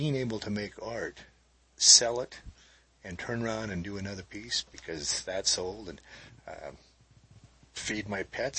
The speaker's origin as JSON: {"language": "English", "town": "Fort Benton", "region": "Montana", "country": "United States", "tie": "born or raised there", "also_born_or_lived": "Black Eagle, Montana", "said": "When I was a kid, growing up in Fort Benton"}